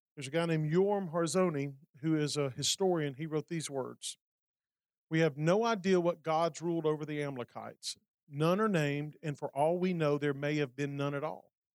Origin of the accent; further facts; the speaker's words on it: Alabama, United States; Montgomery, Alabama, my home state